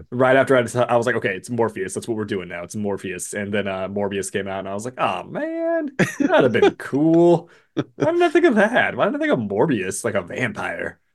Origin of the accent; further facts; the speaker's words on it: West Coast, United States; growing up on the West Coast